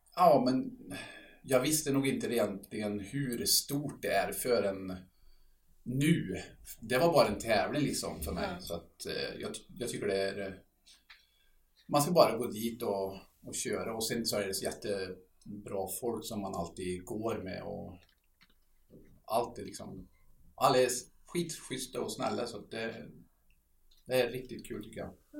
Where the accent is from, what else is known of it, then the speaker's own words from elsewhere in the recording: Sweden; vi är ju från Sverige